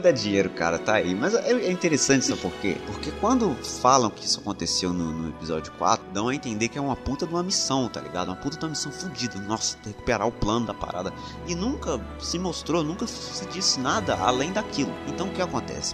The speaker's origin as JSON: {"language": "Portuguese", "country": "Brazil", "said": "eu sou brasileiro"}